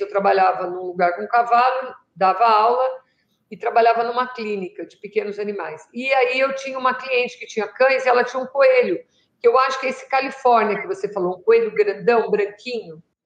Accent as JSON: {"language": "Portuguese", "region": "São Paulo", "country": "Brazil", "tie": "born or raised there", "lives_now": "Jundiaí, Brazil", "said": "eu morei em São Paulo até 74. 74 eu mudei aqui para Jundiaí, para o interior"}